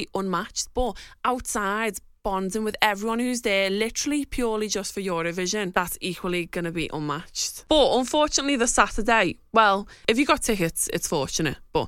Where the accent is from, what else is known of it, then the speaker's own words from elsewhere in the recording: Liverpool, North West England, United Kingdom; I'm from Liverpool